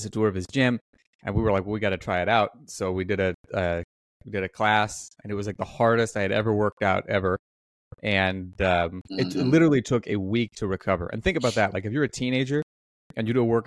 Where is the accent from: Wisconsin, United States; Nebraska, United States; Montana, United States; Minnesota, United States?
Nebraska, United States; Omaha; I grew up in Omaha, Nebraska